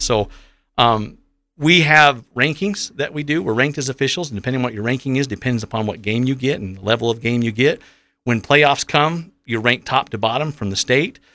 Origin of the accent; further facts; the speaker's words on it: Providence, Utah, United States; I'm from Providence, so born and raised here in the Valley.